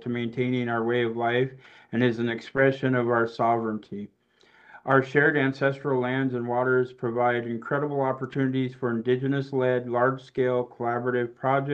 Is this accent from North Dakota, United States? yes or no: no; Kasaan, Alaska, United States; I grew up in the Haida village of Kasan, Alaska